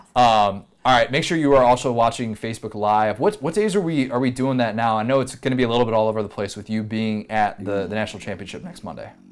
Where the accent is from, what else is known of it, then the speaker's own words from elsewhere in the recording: Midwest, United States; moved away; I grew up in the Midwest